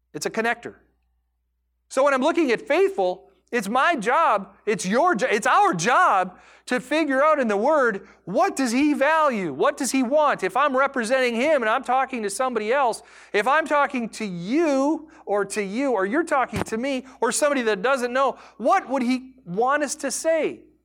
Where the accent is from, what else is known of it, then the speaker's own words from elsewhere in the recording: United States; I am an American.